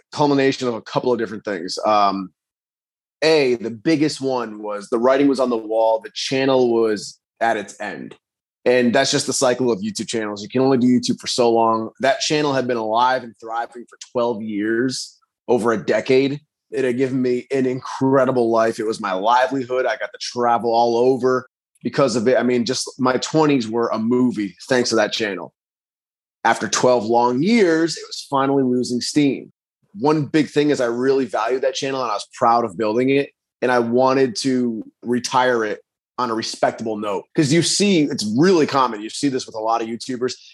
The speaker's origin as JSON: {"language": "English", "region": "Rhode Island", "country": "United States", "tie": "born or raised there", "also_born_or_lived": "Virginia", "said": "I was born and raised in Rhode Island, but then I did move out of state and I lived down in Virginia for a little bit. But hmm. then I, I ended up moving back to Rhode Island."}